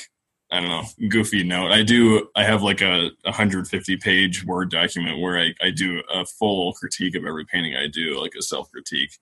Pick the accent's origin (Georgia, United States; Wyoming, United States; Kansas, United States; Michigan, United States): Wyoming, United States; Cheyenne; also born or lived in Laramie, Wyoming; I am from Cheyenne, from the capital, and then I came over to Laramie for school